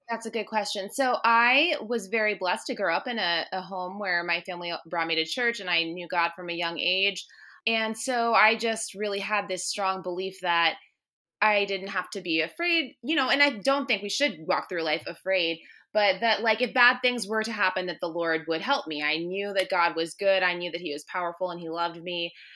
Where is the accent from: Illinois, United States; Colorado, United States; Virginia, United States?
Virginia, United States; Northern; moved away as an adult; also born or lived in Williamsburg, Virginia; now in Richmond, United States; I'm actually from Northern Virginia, so I went to college in Williamsburg, and then I moved back up to Northern Virginia